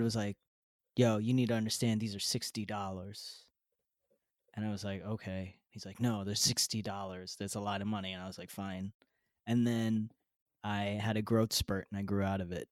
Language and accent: English; United States; I am an American. I live in America